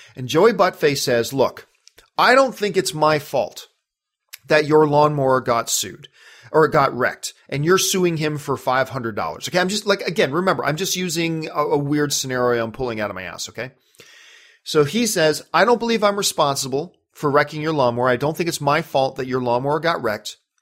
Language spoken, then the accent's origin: English; Canada; now in United States; as a Canadian